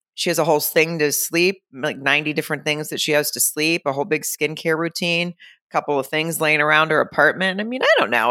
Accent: Arkansas, United States; moved away; my hometown in Arkansas

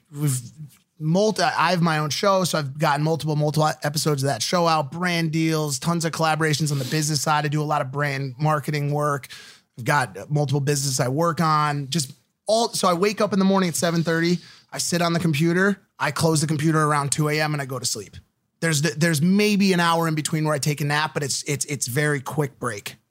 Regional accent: United States; we're from America

